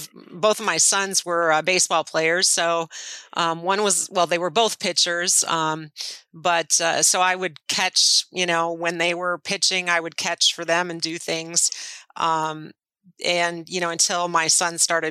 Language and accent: English; Kiel, Wisconsin, United States; I was born in Keel, Wisconsin. It's a real small town, less than 3,000, halfway between Milwaukee and Green Bay